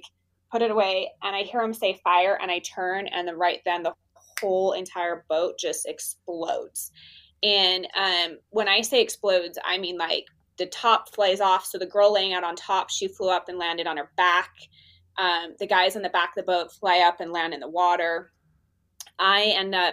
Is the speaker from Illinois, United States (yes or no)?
no; Utah, United States; I'm from Utah